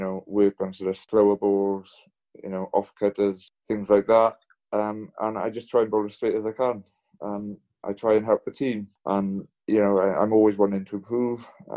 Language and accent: English; Pembrokeshire, Wales, United Kingdom; I'm originally from Pembrokeshire.